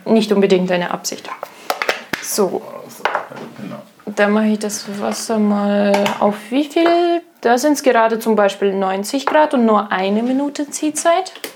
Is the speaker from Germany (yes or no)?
no; Russia; moved away; ich komme aus Russland